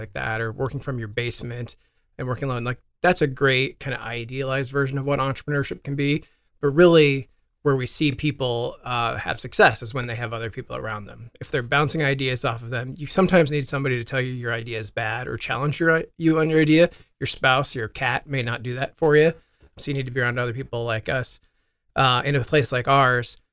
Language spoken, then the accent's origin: English; Des Moines, Iowa, United States; Not that I don't like being from Iowa